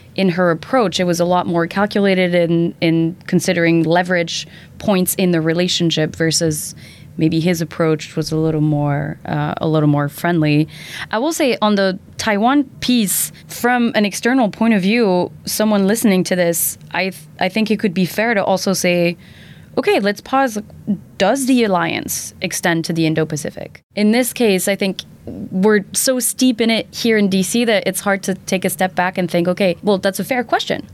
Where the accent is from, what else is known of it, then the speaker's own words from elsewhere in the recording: Belgium; now in United States; as a Belgian